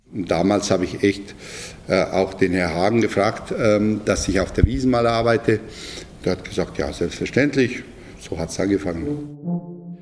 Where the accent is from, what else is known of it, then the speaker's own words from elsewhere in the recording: Bosnia & Herzegovina; German is a second language; moved away as an adult; now in Munich, Germany; Ich komme eigentlich aus ganz, ganz kleinem Dorf äh, und aus ganz kleiner Gemeinde in Bosnien